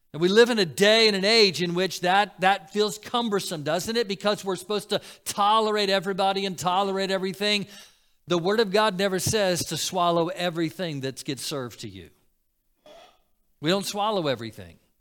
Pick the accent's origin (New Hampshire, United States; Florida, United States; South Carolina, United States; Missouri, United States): Florida, United States; Growing up in Florida